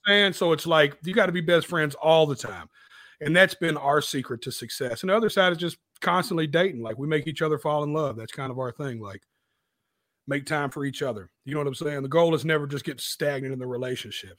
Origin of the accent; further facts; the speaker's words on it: Nashville, Tennessee, United States; right out south of Nashville called Antioch. It's in Nashville, but I just represent my little district. So it's like I'm from Antioch, Tennessee